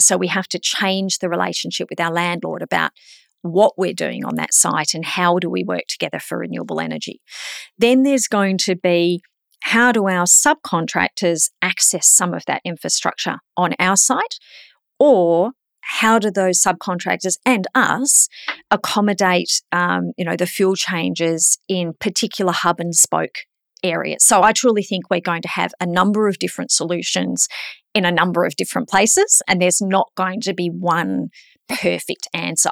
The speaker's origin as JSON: {"language": "English", "region": "Queensland", "country": "Australia", "said": "I'm a Queenslander"}